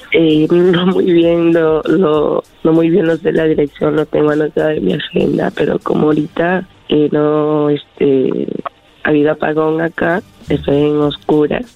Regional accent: Peru; yo soy de Perú

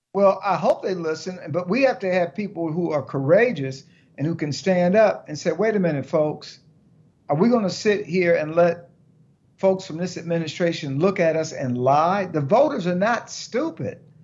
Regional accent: Detroit, Michigan, United States; I grew up in Detroit

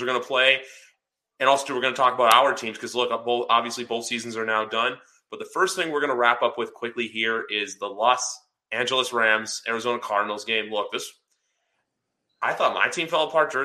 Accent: Canada; I'm Canadian

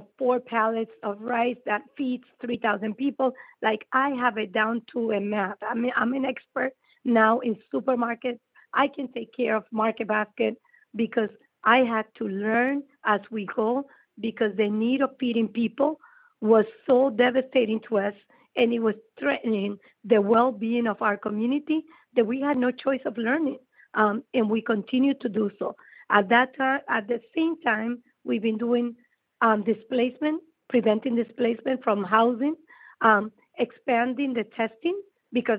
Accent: Chelsea, Massachusetts, United States; I grew up in Chelsea.

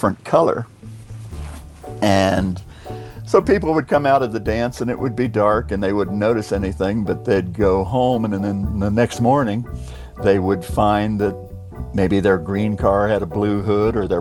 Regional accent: Clearwater, Florida, United States; I'm from Clearwater, Florida. Spent most all of my life there

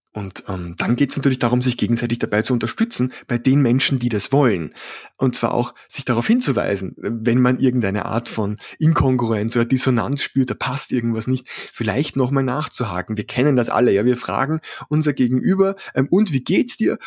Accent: Vienna, Austria; accent: Austrian; Ich komme aus dem schönen Wien, was den etwas merkwürdigen Dialekt erklärt. Ja, ich bin ein Ösi

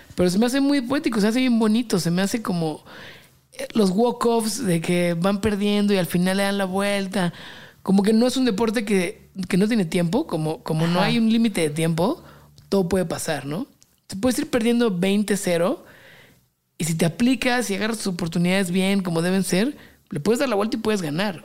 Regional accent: Mexico; also born or lived in London; Como 60 mexicanos

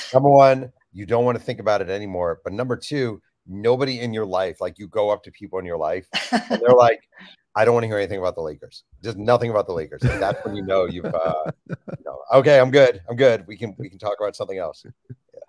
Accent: New York, United States; I grew up in New York, a New Jersey Nets fan

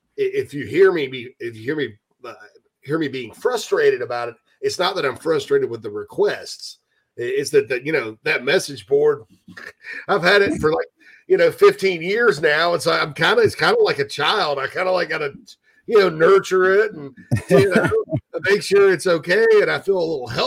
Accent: Spartanburg, South Carolina, United States; my hometown of Spartanburg, Daniel Morgan Avenue.

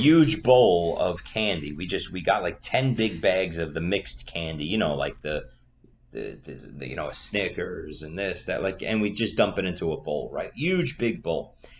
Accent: New York City, New York, United States; accent: Staten Island; That's my Staten Island accent

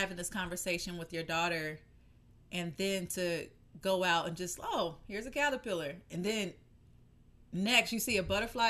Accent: the South, United States; moved away; I grew up in the South.

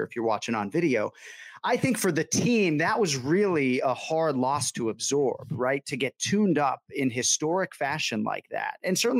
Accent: Massachusetts, United States; Born and raised in Massachusetts.

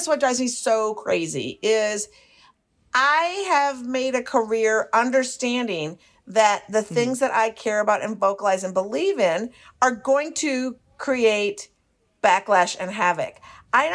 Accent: Minneapolis, Minnesota, United States; moved away; also born or lived in Brooklyn; I'm from Minneapolis.

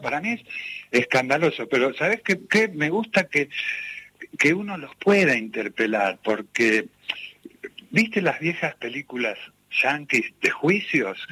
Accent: Ramos Mejía, Buenos Aires Province, Argentina; Yo soy de La Matanza, soy de Ramos Mejía

